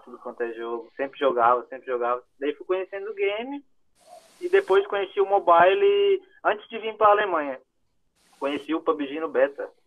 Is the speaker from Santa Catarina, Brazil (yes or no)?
yes; Santa Catarina, Brazil; moved away as an adult; now in Germany; Eu sou de Santa Catarina, sou do Sul